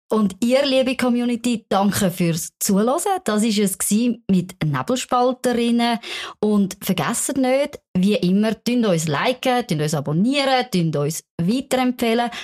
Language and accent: German; Switzerland; die Schweiz ist meine Heimat.